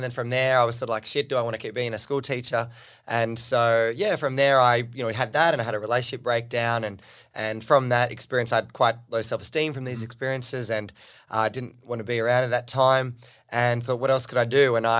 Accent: New South Wales, Australia; where I grew up on the Central Coast, an hour and a half north of Sydney.

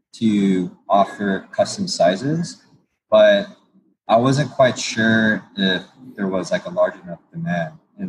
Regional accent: Torrance, California, United States; I grew up in Torrance and near the beach

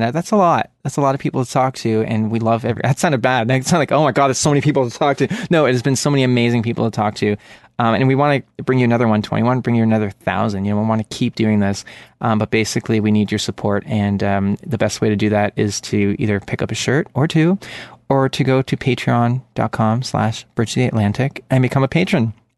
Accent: Canada; This is true, and … from Canada.

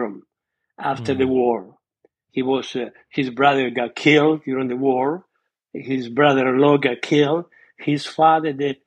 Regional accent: Argentina; born or raised there; English is a second language; moved away as an adult; also born or lived in Scauri, Italy; now in United States

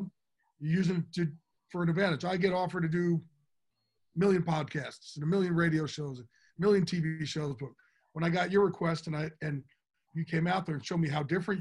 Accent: New Jersey, United States; moved away; I'm a kid from Jersey

